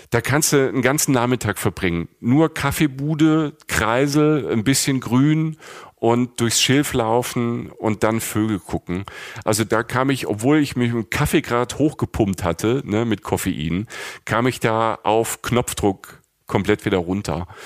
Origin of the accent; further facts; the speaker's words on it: Lower Saxony, Germany; wir sind aus Friesland, wir sind nicht in Holland, ne? Wir machen kurz in Holland Stopp und gehen wieder rüber, äh, über die Grenze wieder nach Ostfriesland.